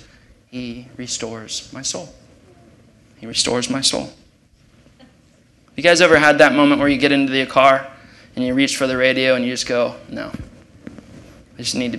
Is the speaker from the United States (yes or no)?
yes; Ohio, United States; moved away; I'm from Ohio